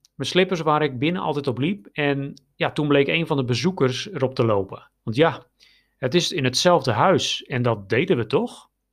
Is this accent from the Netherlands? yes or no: yes; Netherlands; now in Romania; wij als Nederlanders